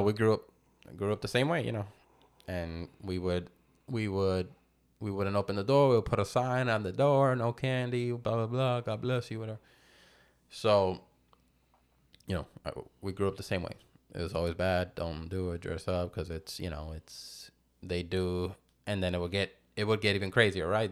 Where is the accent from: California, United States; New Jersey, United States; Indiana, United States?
New Jersey, United States; now in Florida, United States; I was born in New Jersey